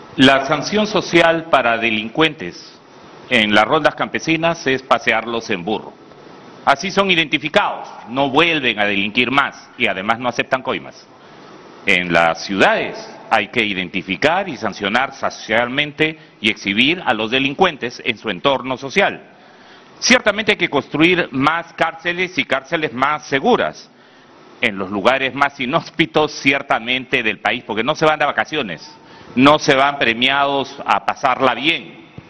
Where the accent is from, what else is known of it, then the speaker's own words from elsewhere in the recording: Peru; Como mucho peruano